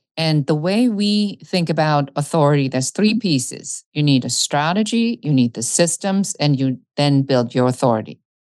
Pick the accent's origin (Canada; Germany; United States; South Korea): Germany; when I grew up in Germany, I was very much the kid that looked at the planes wondering where they were going.